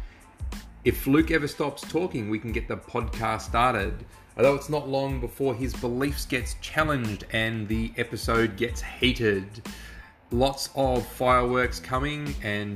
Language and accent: English; Australia; We're three Aussie blokes